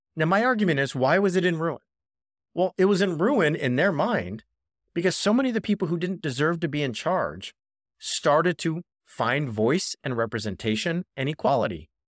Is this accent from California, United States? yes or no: yes; Orange County, California, United States; he was a law professor at Chapman University, which is about ten minutes from where I grew up in Orange County